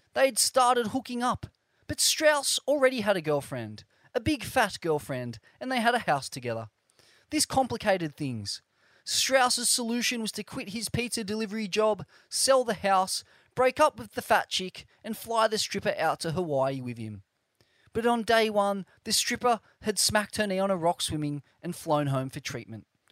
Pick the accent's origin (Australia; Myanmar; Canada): Australia; Growing up in Australia